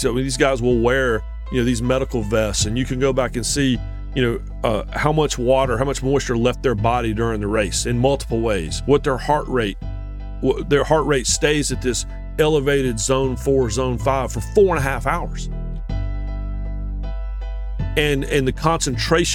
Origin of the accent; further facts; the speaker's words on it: Eastern North Carolina, United States; I grew up in Eastern North Carolina, like Michael did